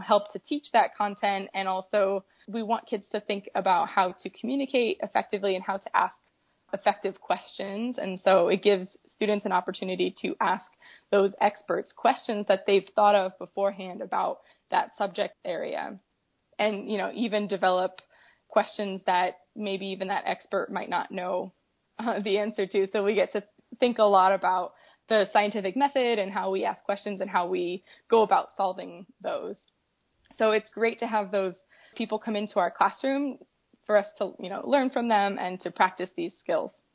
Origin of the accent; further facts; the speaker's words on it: Colorado, United States; I'm from a landlocked state. I'm from Colorado, so nowhere near the ocean, but growing up I had a lot of great opportunities